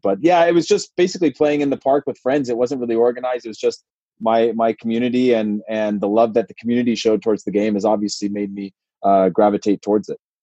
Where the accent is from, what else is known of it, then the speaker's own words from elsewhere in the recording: Modesto, California, United States; also born or lived in Portland, Oregon; was born and raised in Modesto, went to Portland, came back to Modesto again